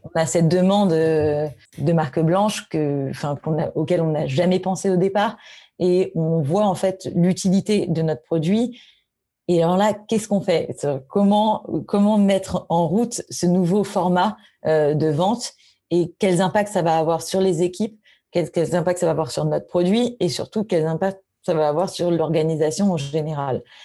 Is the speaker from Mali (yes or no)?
no; Paris, Île-de-France, France; je suis parisienne. J'ai été élevée à Paris, j'ai grandi à Paris